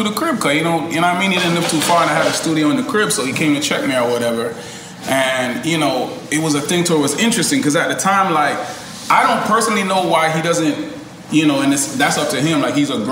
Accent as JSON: {"language": "English", "country": "Canada", "tie": "born or raised there", "said": "we grew up on Degrassi in Canada"}